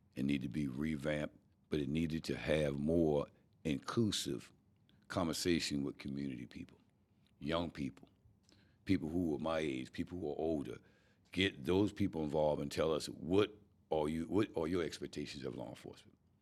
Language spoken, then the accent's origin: English; North Charleston, South Carolina, United States; born and raised here and love it. And there's no other city in the world that I love like I love North Charleston